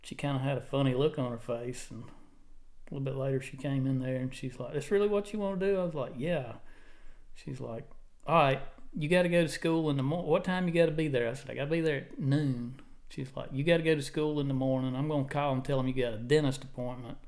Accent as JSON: {"language": "English", "region": "North Alabama", "country": "United States", "tie": "born or raised there", "moved": "yes", "lives_now": "Orange Beach, United States", "said": "I was born and raised up in North Alabama, wound up down here. My mom remarried, moved down"}